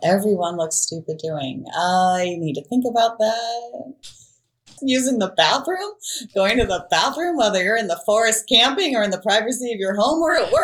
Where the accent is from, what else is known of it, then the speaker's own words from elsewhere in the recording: Ohio, United States; I grew up in Ohio